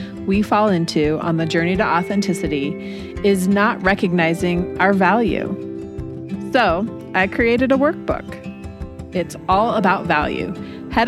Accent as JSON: {"language": "English", "town": "Denver", "region": "Colorado", "country": "United States", "tie": "born or raised there", "said": "I was born and raised in Denver, Colorado. I still live there."}